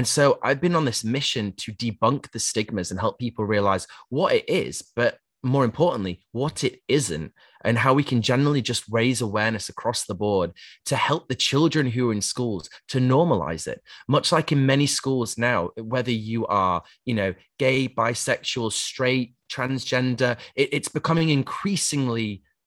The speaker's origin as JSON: {"language": "English", "region": "Yorkshire and the Humber", "country": "United Kingdom", "tie": "born or raised there", "said": "I grew up in Yorkshire"}